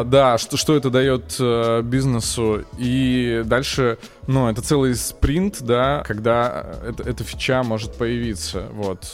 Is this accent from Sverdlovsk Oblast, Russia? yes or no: yes; Yekaterinburg, Sverdlovsk Oblast, Russia; moved away as an adult; я из Екатеринбурга и учился в местном университете